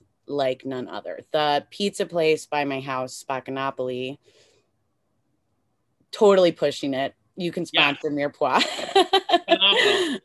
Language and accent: English; Chicago, Illinois, United States; also born or lived in Los Angeles; I grew up in Chicago going to diners